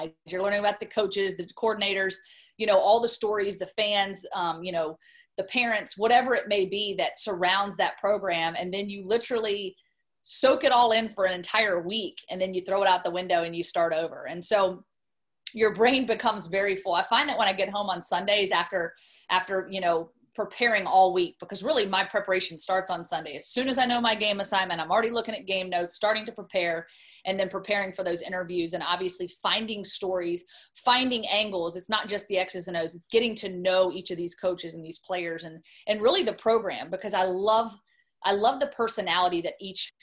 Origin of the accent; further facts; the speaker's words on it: Roanoke, Virginia, United States; moved away as an adult; flew home to Roanoke, Virginia, which is my hometown